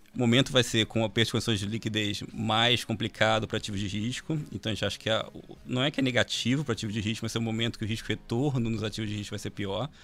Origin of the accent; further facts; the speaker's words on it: Rio de Janeiro, Brazil; eu sou carioca